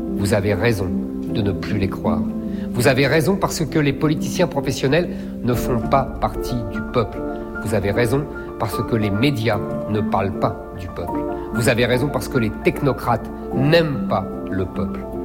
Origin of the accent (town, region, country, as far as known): Seine-Saint-Denis, Île-de-France, France; born or raised there